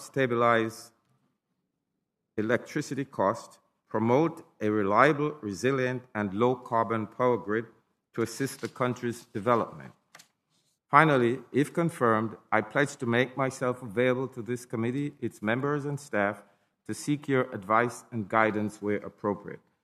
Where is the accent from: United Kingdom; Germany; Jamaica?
Jamaica; moved away as an adult; also born or lived in Brooklyn, New York, United States; now in New York, United States; I was born and raised in Jamaica in a family of eleven children